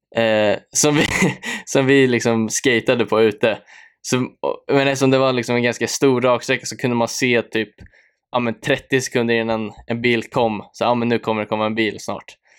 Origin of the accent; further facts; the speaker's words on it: Nykvarn, Stockholm County, Sweden; also born or lived in Södertälje; där växte jag upp med min familj